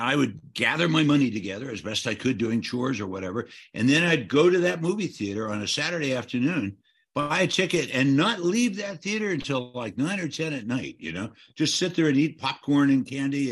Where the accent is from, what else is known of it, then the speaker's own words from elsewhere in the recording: Alliance, Ohio, United States; moved away; where I grew up in Ohio